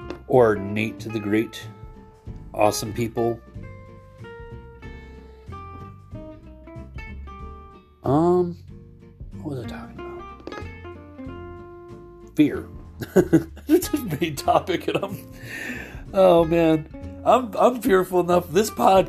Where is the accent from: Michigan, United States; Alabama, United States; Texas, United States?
Michigan, United States; I'm not from New York, and I'm from Michigan